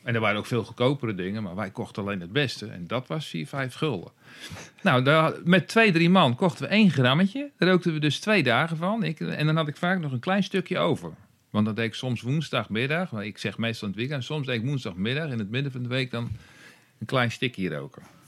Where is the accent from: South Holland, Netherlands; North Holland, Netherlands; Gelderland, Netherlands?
South Holland, Netherlands; near Dordrecht; in de buurt van Dordrecht opgegroeid